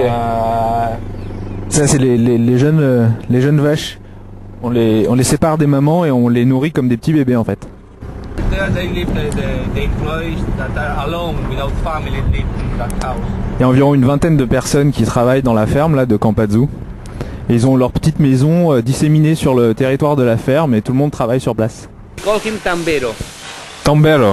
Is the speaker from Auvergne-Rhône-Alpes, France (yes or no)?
yes; Grenoble, Auvergne-Rhône-Alpes, France; je suis grenoblois